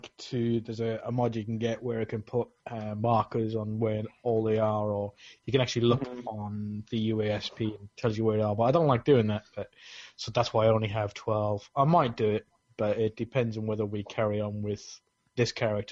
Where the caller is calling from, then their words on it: Essex, East of England, United Kingdom; I'm calling in from Essex in England.